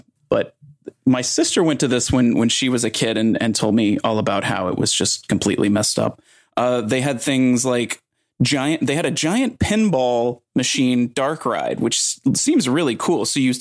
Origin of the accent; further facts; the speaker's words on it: Georgia, United States; moved away; I grew up in Georgia and the summers are brutal down there